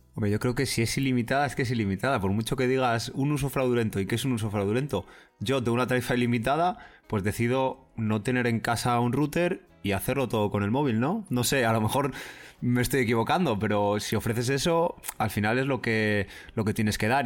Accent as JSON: {"language": "Spanish", "country": "Spain", "said": "soy español"}